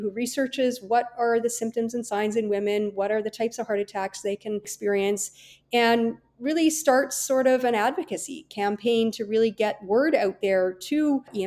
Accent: Kelowna, British Columbia, Canada; also born or lived in Vancouver, Canada / California, United States; I was born and raised in Kelowna, British Columbia

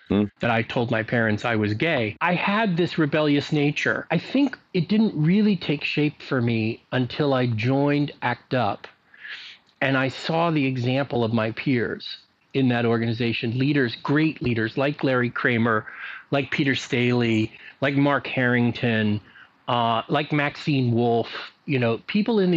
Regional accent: Libya; born there; I, I was born in North Africa, in Libya because there was a military base there that had a maternity ward.

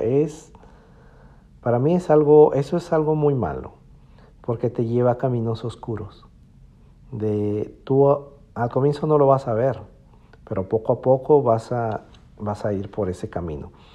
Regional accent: Piura, Peru; moved away as an adult; regresé a mi ciudad natal, a Piura, Perú

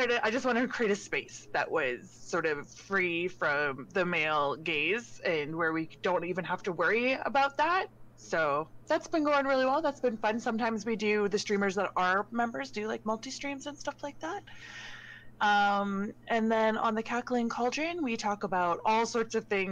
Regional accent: Canada; I am a Canadian Twitch content creator

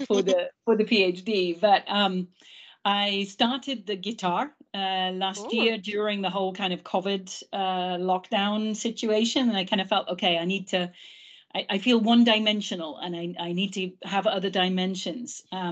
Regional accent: England, United Kingdom; first language English; Obviously, I'm English mother tongue.

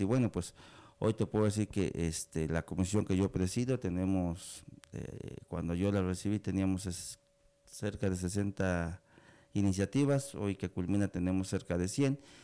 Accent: Betaza, Oaxaca, Mexico; yo soy de comunidad, yo soy de aquí de la sierra, soy de Betaza

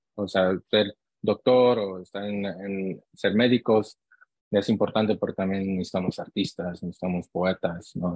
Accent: Long Beach, California, United States; also born or lived in Santa Ana, California; yo nací aquí en, en Santa Ana, California y crecí en, ah, en Long Beach, California

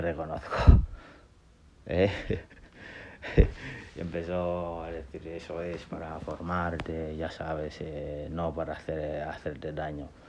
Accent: Gambia; moved away as an adult; also born or lived in Senegal; now in Basque Country, Spain; he crecido en, en, África entre Gambia y Senegal eh, soy de Gambia eh, o de Senegambia mejor dicho

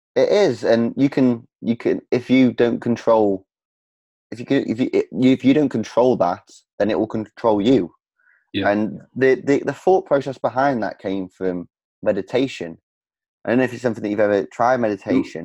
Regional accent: Stoke-on-Trent, West Midlands, United Kingdom; my hometown of Stoke on Trent

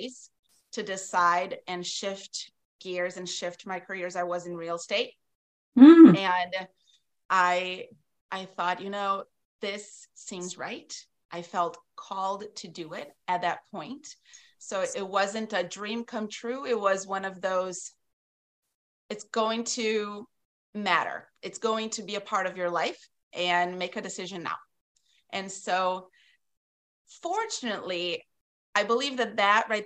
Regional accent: South Region, Brazil; moved away as an adult; now in Wisconsin, United States; I grew up in Brazil, in the south of Brazil

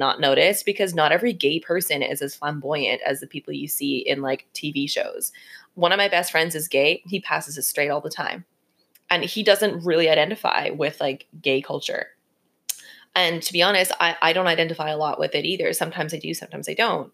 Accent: Canada; I grew up in Canada

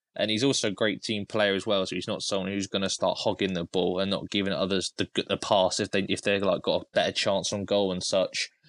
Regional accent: Cambridge, East of England, United Kingdom; I'm actually from Cambridge, so I'm about an hour away

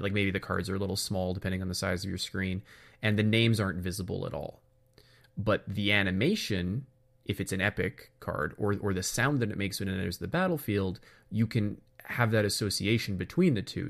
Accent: Canada; being Canadian

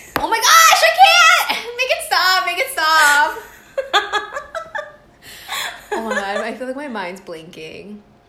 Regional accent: Florida, United States; moved away; Growing up in Florida.

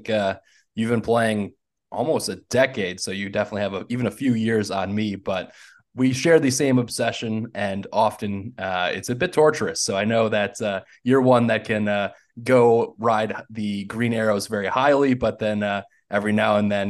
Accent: near Milwaukee, Wisconsin, United States; which is near my hometown roots.

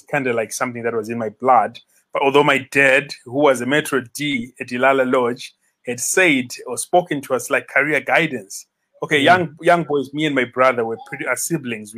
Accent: Bulawayo, Zimbabwe; moved away as an adult; also born or lived in United States; now in Victoria Falls, Zimbabwe; Born and bred in Bulawayo, but I can pretty much say 15 plus years in Victoria Falls

